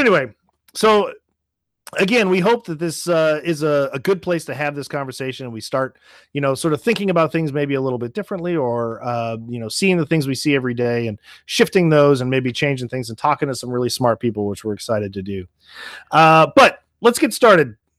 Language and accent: English; Nashville, Tennessee, United States; moved away; also born or lived in St. Louis, Missouri; I grew up in Nashville, Tennessee